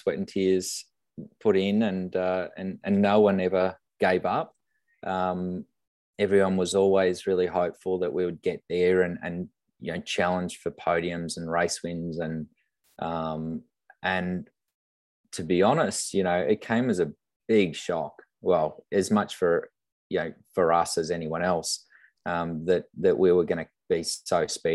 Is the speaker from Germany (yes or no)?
no; Brisbane, Queensland, Australia; moved away; I come from Brisbane, and the family are up in Gold Coast and Brisbane